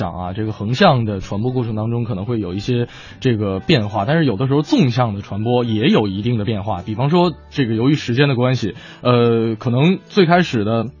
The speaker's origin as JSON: {"language": "Chinese", "region": "Liaoning", "country": "China", "tie": "born or raised there", "said": "我我老家是辽宁的，我在辽宁的街上看到了烤冷面"}